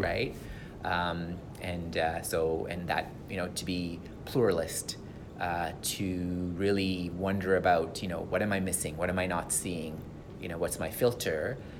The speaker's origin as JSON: {"language": "English", "country": "Sri Lanka", "second_language": "English", "moved": "yes", "lives_now": "Canada", "said": "come from Sri Lanka"}